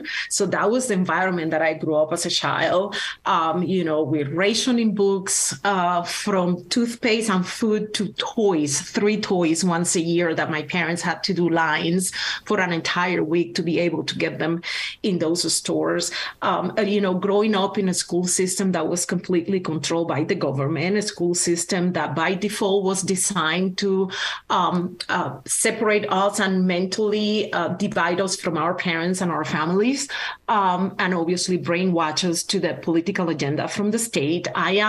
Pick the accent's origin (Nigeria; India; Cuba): Cuba; moved away as an adult; now in United States; But I live and grew up and finished all my school years in Cuba. I left in 2001. And through a very series of hoping adventures and experience, was able to come to the United States as a refugee.